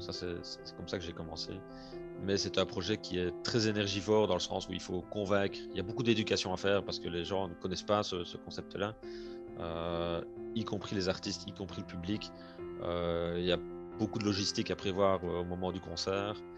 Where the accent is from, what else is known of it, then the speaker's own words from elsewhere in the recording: Liège region, Wallonia, Belgium; à mon accent, on entend certainement que je ne suis pas français, que je suis plutôt de la région de Liège en France, en Belgique, pardon.